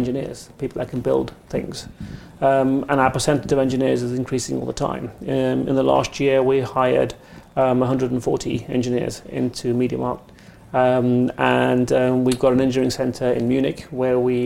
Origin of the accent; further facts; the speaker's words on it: United Kingdom; accent: English; I was born in the UK and raised in the UK